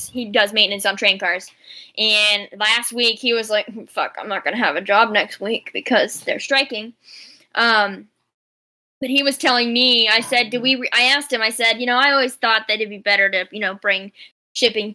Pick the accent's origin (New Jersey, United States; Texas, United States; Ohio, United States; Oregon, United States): Ohio, United States; Delaware; also born or lived in Columbus, Ohio; I was born in Delaware. The last five generations of my family have lived in Delaware, Ohio.